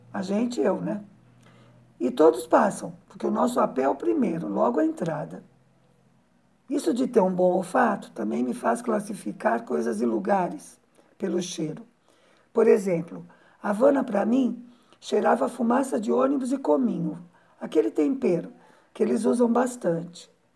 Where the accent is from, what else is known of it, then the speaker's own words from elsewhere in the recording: Brazil; como brasileira